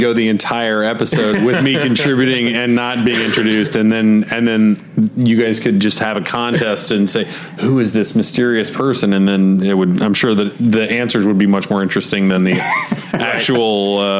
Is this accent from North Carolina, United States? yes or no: yes; Charlotte, North Carolina, United States; I grew up around Charlotte